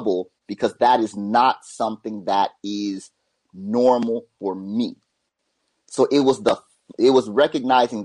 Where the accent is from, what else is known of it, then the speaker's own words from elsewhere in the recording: Phoenix, Arizona, United States; moved away as an adult; now in Japan; it sent me back home to Phoenix